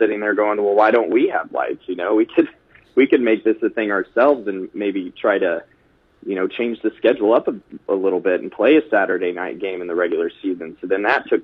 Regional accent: Maryville, Missouri, United States; I grew up in Maryville

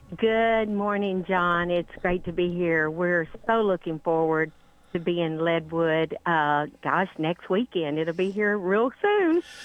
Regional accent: Louisiana, United States; moved away as an adult; now in Texas, United States; I was born and raised in Louisiana and so I'm Southern, but I've been in Texas for 30 years

